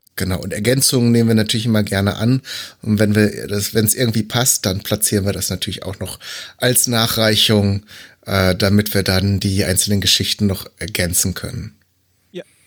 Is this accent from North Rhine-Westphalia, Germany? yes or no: yes; North Rhine-Westphalia, Germany; ich bin ja eigentlich auch gebürtiger Westfale